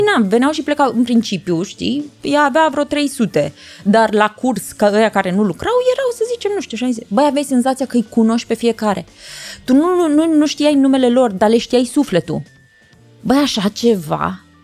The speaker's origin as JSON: {"language": "Romanian", "town": "Iași", "region": "Iași County", "country": "Romania", "said": "eu sunt o fată o fată totuși de la Iași"}